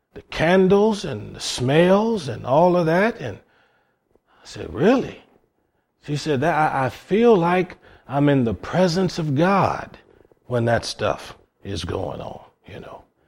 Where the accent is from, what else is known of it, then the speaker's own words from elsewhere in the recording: Cleveland, Ohio, United States; I come from Cleveland, Ohio